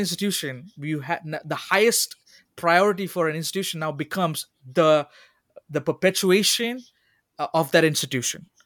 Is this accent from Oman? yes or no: yes; Oman; moved away as an adult; also born or lived in Sri Lanka; now in United States; as a Sri Lankan kid growing up in Oman